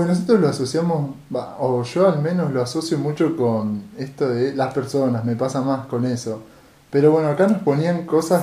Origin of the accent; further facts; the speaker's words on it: Rosario, Santa Fe, Argentina; nosotros que somos de Rosario